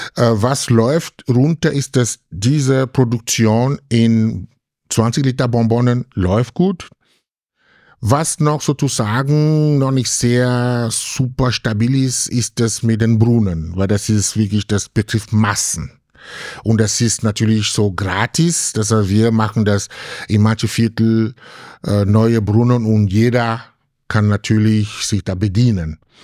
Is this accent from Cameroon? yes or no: yes; Cameroon; German is a second language; now in Graz, Austria; jemand wie ich aus Kamerun kommt